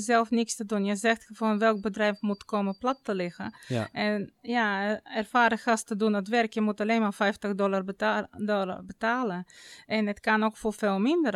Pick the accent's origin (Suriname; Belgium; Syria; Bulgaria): Bulgaria; Dutch is a second language; moved away as an adult; now in Netherlands; ik kwam zelf uit Bulgarije. Ik kwam eh, op mijn negentiende naar Nederland vanwege mijn vakantieliefde